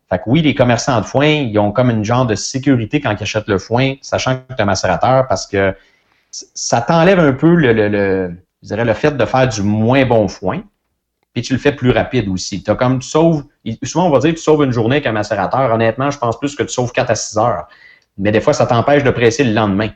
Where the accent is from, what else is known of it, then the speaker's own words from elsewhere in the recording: Saint-Gabriel-de-Brandon, Quebec, Canada; je viens de Saint-Gabriel-de-Brandon, une ferme laitière euh, que mes parents avaient